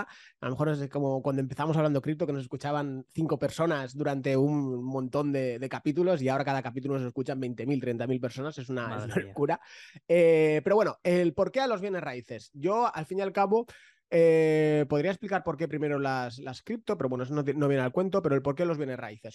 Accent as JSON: {"language": "Spanish", "town": "Valencia", "region": "Valencian Community", "country": "Spain", "said": "yo soy de Valencia"}